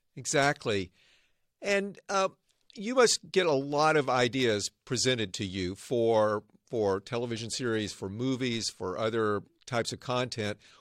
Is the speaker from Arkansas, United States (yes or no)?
yes; Arkansas, United States; now in Northern California, United States; I grew up in Arkansas. Now I live and work in the innovation heartland